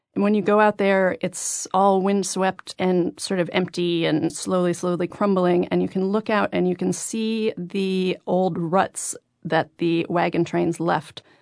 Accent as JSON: {"language": "English", "region": "New Mexico", "country": "United States", "tie": "born or raised there", "also_born_or_lived": "Los Angeles", "moved": "as an adult", "said": "I grew up in New Mexico. We moved there when I was a year old because my mother decided L A was no place to raise a child and New Mexico was"}